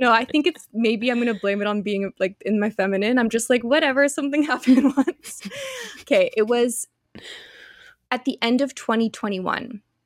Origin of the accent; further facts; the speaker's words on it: Canada; moved away; also born or lived in Australia; I'm Canadian